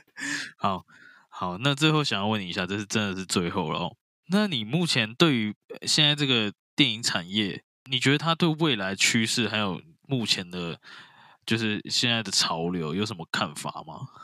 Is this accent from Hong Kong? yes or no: no; Taiwan; 我们台湾人最常吃的东西，卤肉饭